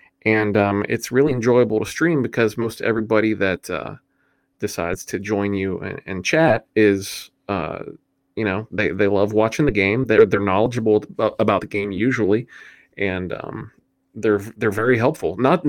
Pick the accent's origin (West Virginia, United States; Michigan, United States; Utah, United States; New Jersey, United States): West Virginia, United States; Okay, so I am from West Virginia. I've lived in West Virginia my whole life.